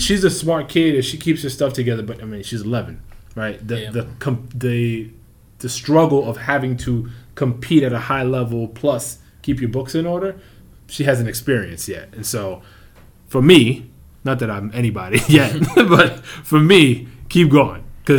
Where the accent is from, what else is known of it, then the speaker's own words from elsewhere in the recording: New York, United States; You know, born and bred in the New York area, and you're not a Knicks fan, I can't really get mad